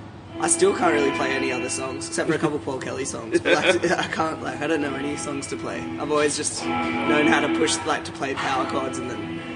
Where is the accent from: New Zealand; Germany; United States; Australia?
Australia; moved away; also born or lived in Byron Bay; I grew up down there.